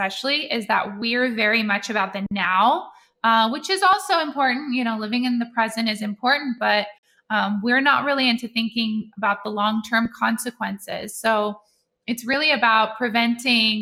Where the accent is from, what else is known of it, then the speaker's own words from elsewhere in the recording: Netherlands; moved away; I grew up in Holland and we ate liverwurst